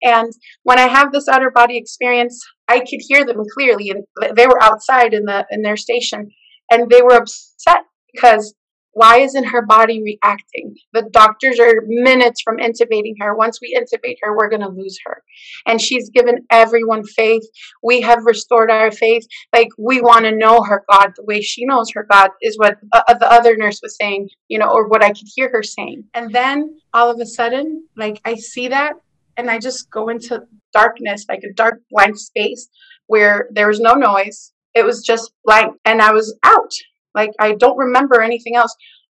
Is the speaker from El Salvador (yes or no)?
yes; El Salvador; And I connected with her because I'm from El Salvador.